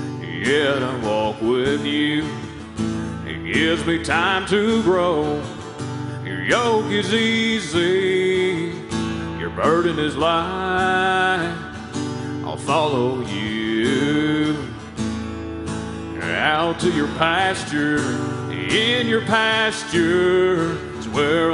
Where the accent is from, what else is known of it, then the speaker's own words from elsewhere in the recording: Texas, United States; growing up in Texas, you know, it's not uncommon for there to be pastures everywhere